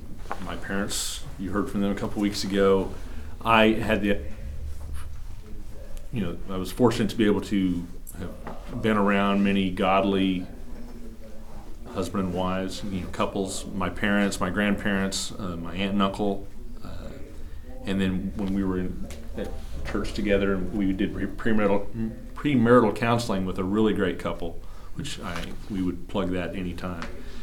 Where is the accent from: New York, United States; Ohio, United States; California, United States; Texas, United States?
Texas, United States; also born or lived in Colorado Springs; My family moved around quite a bit, so I'm sort of from the Texas Panhandle, graduated high school in Colorado Springs, came to Oklahoma State.